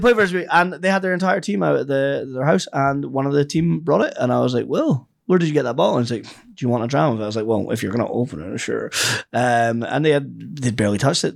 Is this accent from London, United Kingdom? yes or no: no; the Highlands, Scotland, United Kingdom; I'm from the Highlands